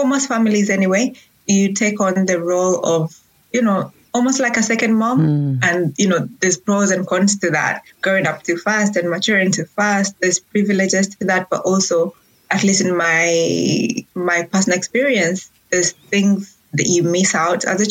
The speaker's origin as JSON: {"language": "English", "country": "Uganda", "tie": "born or raised there", "also_born_or_lived": "Rwanda", "moved": "as an adult", "lives_now": "Manchester, United Kingdom", "said": "I am actually from Rwanda. I was born and raised in Uganda, so I usually call myself East African"}